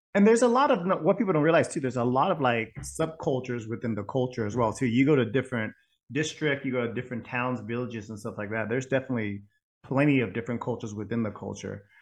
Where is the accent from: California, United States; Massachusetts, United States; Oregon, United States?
California, United States; Bay Area; also born or lived in Vietnam; five years of Vietnamese school growing up in the Bay Area